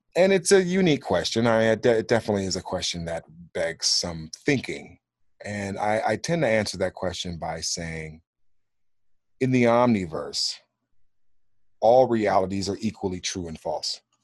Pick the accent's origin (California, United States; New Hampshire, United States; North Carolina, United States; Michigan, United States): California, United States; Los Angeles; moved away as an adult; also born or lived in Kansas City / Phoenix; I grew up as a ward of the court in the state of California, in L A, in the eighties and nineties